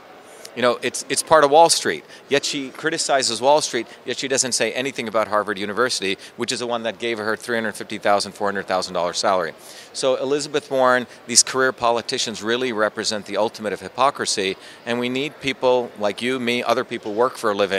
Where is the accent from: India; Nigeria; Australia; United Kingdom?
India; now in United States; You know, I came from India with nothing, went through the public school systems where I invented the first email system as a 14-year-old kid